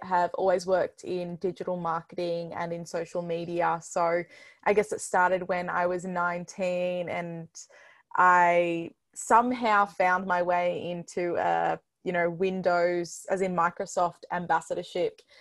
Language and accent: English; Melbourne, Victoria, Australia; I'm from Melbourne, Australia